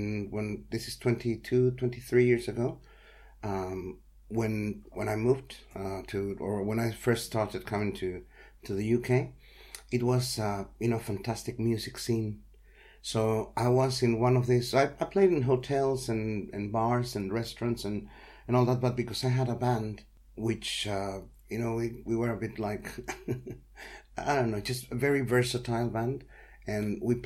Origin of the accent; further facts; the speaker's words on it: Mexico; moved away; I'm from Mexico